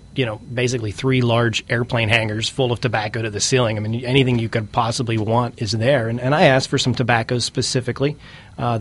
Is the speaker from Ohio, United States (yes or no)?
no; Pittsburgh, Pennsylvania, United States; my home state is Pennsylvania